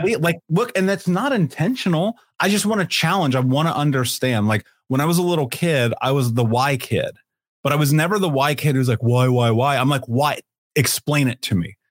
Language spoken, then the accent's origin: English; Indianapolis, Indiana, United States; I grew up in Indianapolis.